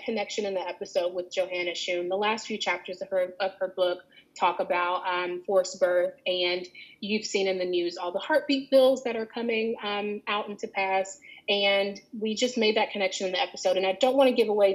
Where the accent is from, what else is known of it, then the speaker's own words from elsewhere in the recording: Alabama, United States; I grew up in Alabama